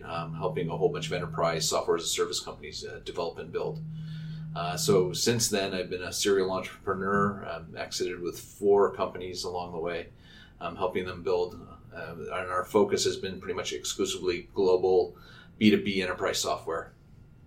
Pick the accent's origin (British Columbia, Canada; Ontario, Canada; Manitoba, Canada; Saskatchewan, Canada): British Columbia, Canada; Vancouver; moved away as an adult; also born or lived in Montreal / Toronto; I grew up out in the West Coast, in Vancouver, went to UBC.